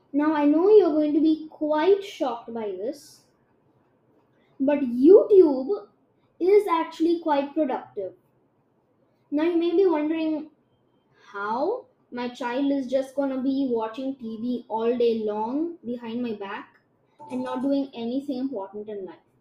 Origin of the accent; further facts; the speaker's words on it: India; I'm Indian and my Hindi is shit.